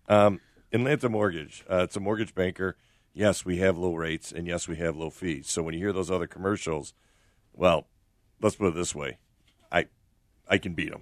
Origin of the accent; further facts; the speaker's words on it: Oak Park, Illinois, United States; I grew up in Oak Park